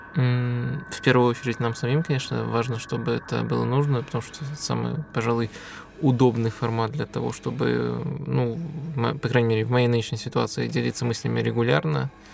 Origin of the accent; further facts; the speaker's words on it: Belarus; я из Беларуси